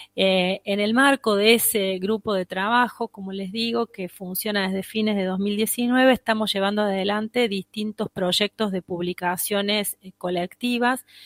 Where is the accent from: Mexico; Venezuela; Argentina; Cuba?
Argentina